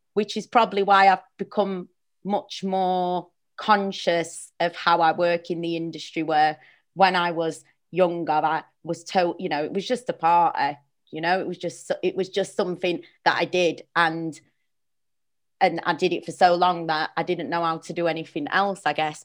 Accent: Sheffield, Yorkshire and the Humber, United Kingdom; moved away; I'm from Sheffield originally

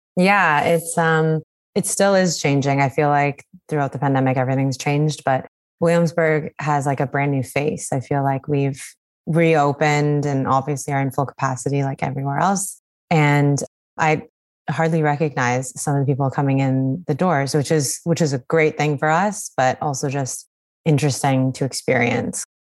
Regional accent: British Columbia, Canada; now in New York, United States; growing up growing up in British Columbia

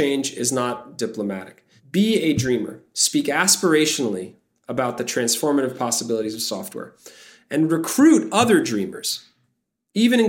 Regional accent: New York City, New York, United States; I am from Bay Ridge, Brooklyn

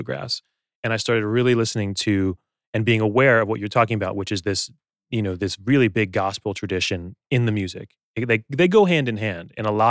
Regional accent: United States; Because I'm an American

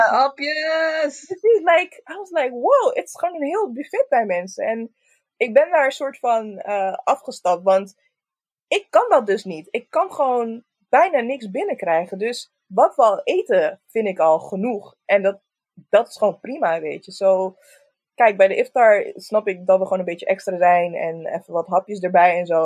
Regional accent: Roosendaal, North Brabant, Netherlands; ik kom uit Roosendaal

